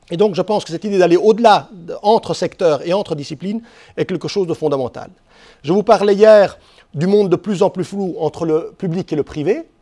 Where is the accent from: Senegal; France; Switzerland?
Switzerland; j'ai été voir Airbus, parce que je suis suisse, je suis européen